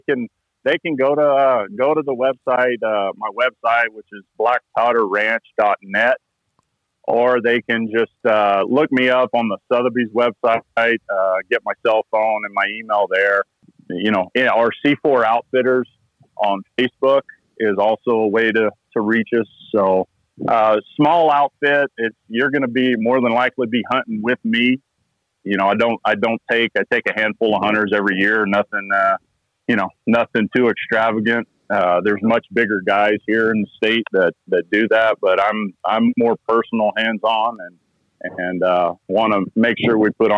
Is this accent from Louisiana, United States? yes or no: yes; Louisiana, United States; And I grew up hunting in South Louisiana.